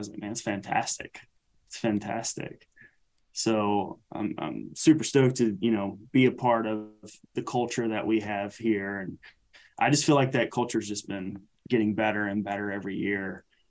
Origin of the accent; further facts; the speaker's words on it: the South, United States; Not just the USA. I mean, we're right in the heart of the USA, right in the middle. And it's like, you know, we're from the South.